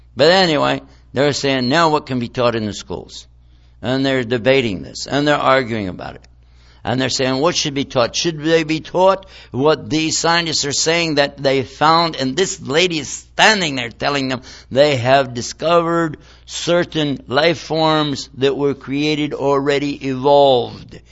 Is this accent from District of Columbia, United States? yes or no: yes; Washington, District of Columbia, United States; my hometown right now, in Washington, D.C.